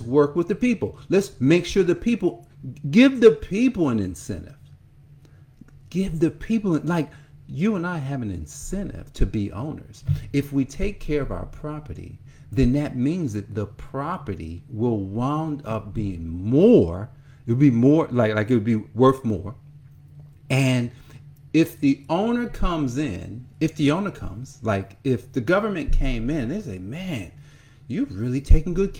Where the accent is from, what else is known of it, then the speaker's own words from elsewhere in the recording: Newark, New Jersey, United States; I grew up in Newark, New Jersey, and I can see Newark right now